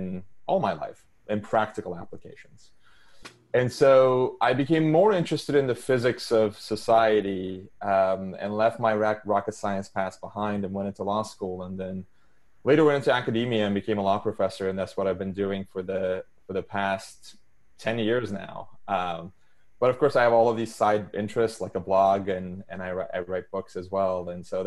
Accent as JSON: {"language": "English", "region": "Istanbul", "country": "Turkey", "tie": "born or raised there", "second_language": "English", "moved": "as an adult", "said": "I was born and raised in Istanbul, Turkey. I lived there until I was 17."}